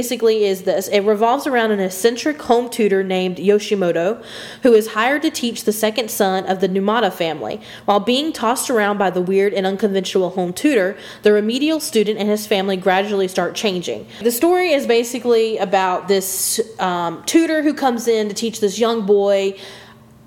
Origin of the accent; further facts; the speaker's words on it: United States; I'm from America